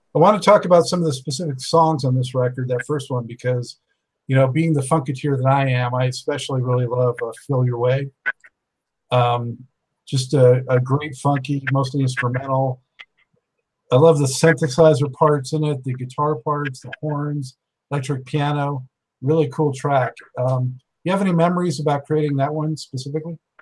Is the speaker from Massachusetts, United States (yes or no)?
no; Los Angeles, California, United States; I was born and raised in Los Angeles